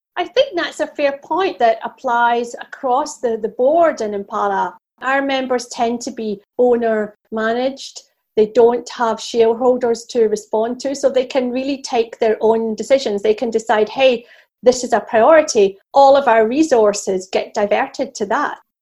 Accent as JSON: {"language": "English", "region": "Scotland", "country": "United Kingdom", "said": "I'm Scottish"}